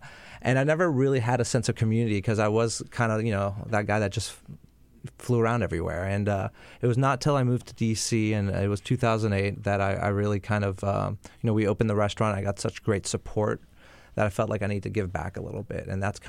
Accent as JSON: {"language": "English", "town": "Montreal", "region": "Quebec", "country": "Canada", "also_born_or_lived": "Florida", "moved": "yes", "said": "In Montreal. I'm from Montreal. Yeah, so I'm a big Greek family in Montreal in the restaurant business."}